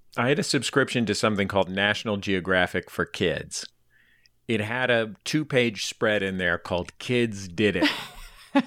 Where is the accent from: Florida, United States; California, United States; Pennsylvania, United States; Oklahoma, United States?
California, United States; Bay Area; I grew up in the Bay Area